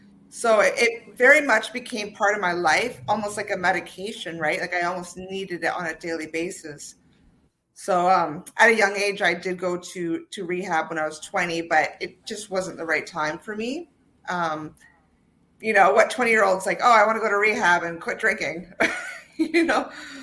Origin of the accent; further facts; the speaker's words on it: Ontario, Canada; also born or lived in Toronto; So I was born in Toronto, and okay. My father was, he's now retired, a police officer. So I actually ended up, you know, traveling all throughout Ontario because of his job